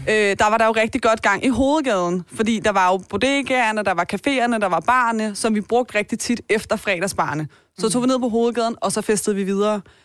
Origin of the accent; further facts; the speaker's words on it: Taastrup, Capital Region of Denmark, Denmark; jeg er jo vokset op på Vestegnen